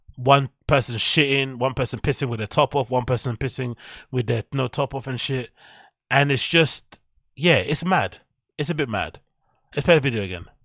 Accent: London, United Kingdom; I'm a Londoner

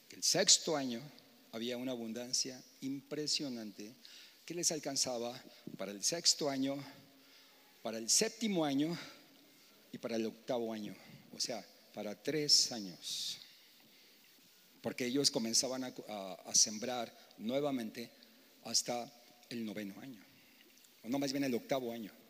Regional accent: Mexico City, Mexico; moved away; porque pues yo vengo de la Ciudad de México, al principio vienes, imagínate yo venía en los años 85, 80, era un pueblote, ¿no?

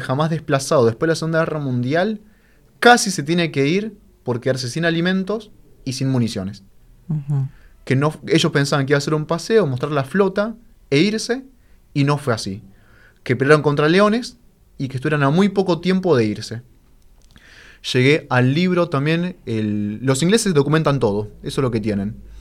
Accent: San Miguel, Buenos Aires Province, Argentina; Yo soy de San Miguel de toda la vida

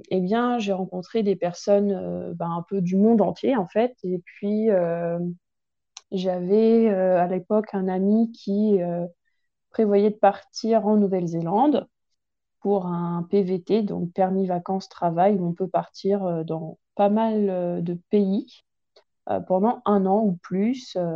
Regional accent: Grand Est, France; j'ai 26 ans, donc je viens de Champagne, où j'ai vécu la majeure partie de mon temps

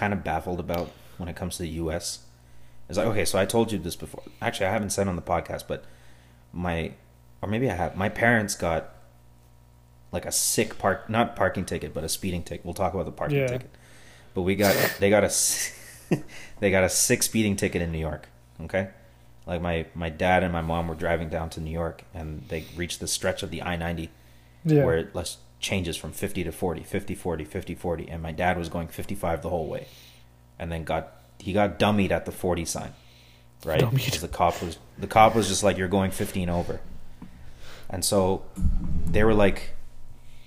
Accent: Canada; We're Canadian citizens and we've been here the whole time

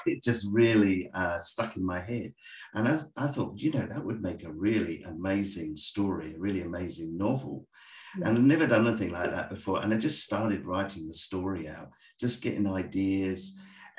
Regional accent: south of England, United Kingdom; moved away as an adult; now in Australia; I'm English. I grew up in the south of England

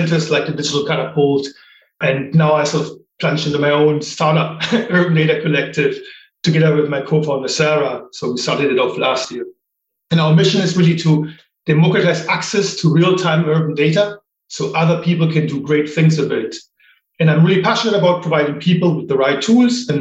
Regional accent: Germany; moved away as an adult; also born or lived in United States / Japan / Ireland; now in United Kingdom; I grew up in Germany

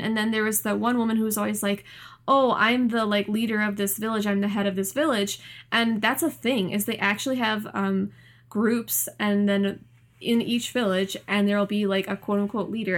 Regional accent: United States; as an American, like, United States citizen

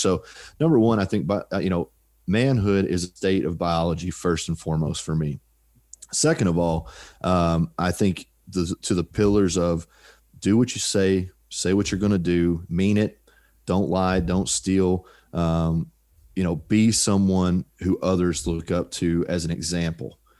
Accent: United States; I'm an American

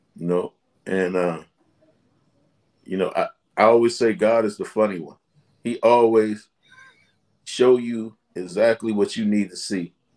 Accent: Washington, District of Columbia, United States; I grew up in Southeast Washington, D.C.

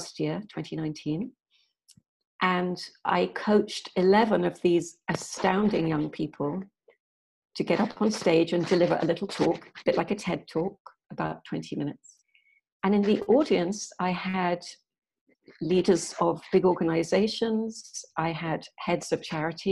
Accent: Yorkshire and the Humber, United Kingdom; I'm English. I was born in Yorkshire, which is the north of England.

